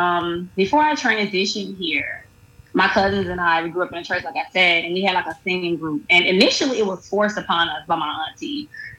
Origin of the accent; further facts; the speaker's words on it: Jackson, Mississippi, United States; moved away as an adult; now in Atlanta, United States; I'm originally from Jackson, Mississippi. Born and raised. I will rip it to the day I die. But I've been here about 4 years.